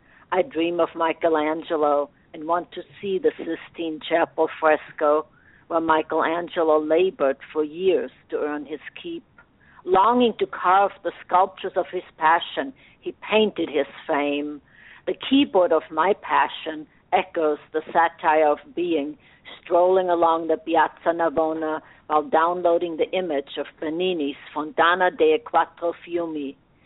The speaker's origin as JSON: {"language": "English", "town": "Graz", "region": "Styria", "country": "Austria", "moved": "yes", "lives_now": "Kansas City, United States", "said": "I'm actually an import. I've been here forever, but I'm originally from Graz, Austria"}